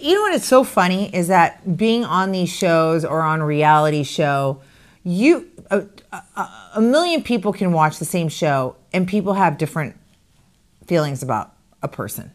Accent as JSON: {"language": "English", "region": "Arizona", "country": "United States", "moved": "as an adult", "said": "I'm from Arizona, but I haven't lived in Arizona since two thousand and four"}